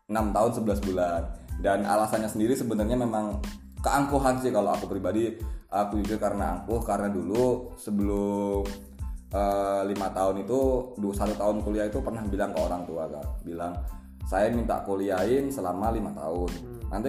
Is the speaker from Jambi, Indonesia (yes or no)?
yes; Jambi, Indonesia; Terus asal dari Jambi.